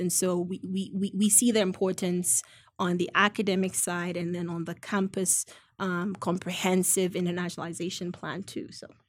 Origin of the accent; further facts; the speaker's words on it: Ghana; now in United States; I'm originally from Ghana